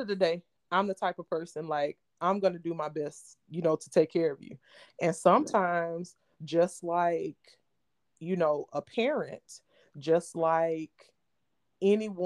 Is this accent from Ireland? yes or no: no; Louisiana, United States; moved away; also born or lived in New Orleans / Cleveland; I'm from Louisiana, but no, I'm not from New Orleans